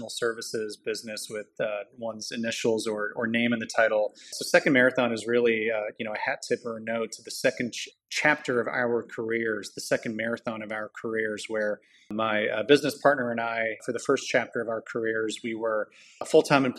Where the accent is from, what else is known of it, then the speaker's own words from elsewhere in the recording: Toronto, Ontario, Canada; moved away as an adult; also born or lived in Montreal; now in United States; I was born and raised up in Toronto.